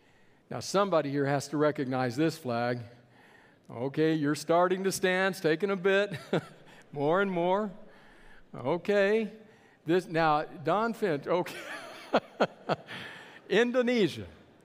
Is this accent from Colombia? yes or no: yes; Bogota, Colombia; born there; also born or lived in California / Texas; I was not born in Texas. I was born in Bogota, Colombia, in South America.